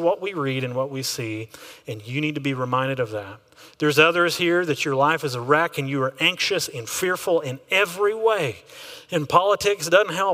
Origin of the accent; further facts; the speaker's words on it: Texas, United States; I am an American, which gives me a very unique flavor when I'm looking at government. But I'm also a Texan, which gives a whole other flavor.